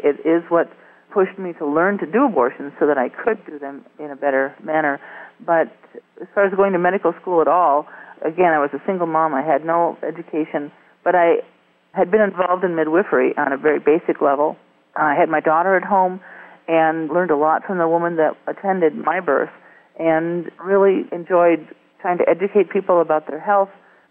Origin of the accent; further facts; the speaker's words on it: Wisconsin, United States; shortly after I started a general practice in my hometown in northern Wisconsin